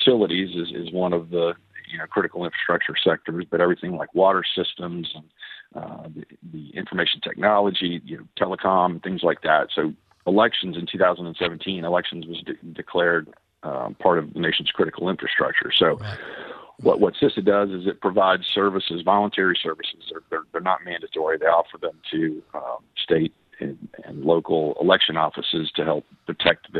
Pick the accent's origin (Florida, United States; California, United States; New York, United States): Florida, United States; Pensacola; This is my hometown. This is where I was born